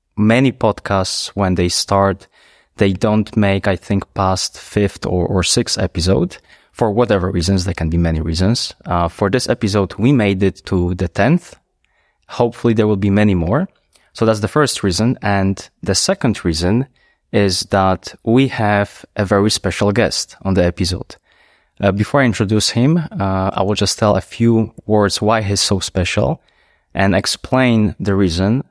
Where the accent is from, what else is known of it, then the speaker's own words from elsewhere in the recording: Poland; English is a second language; now in Luxembourg; I was raised, most of my childhood I was raised in Poland, so only with one language